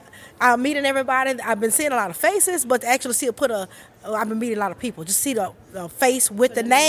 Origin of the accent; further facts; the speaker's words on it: Mobile, Alabama, United States; I'm also from Mobile, Alabama.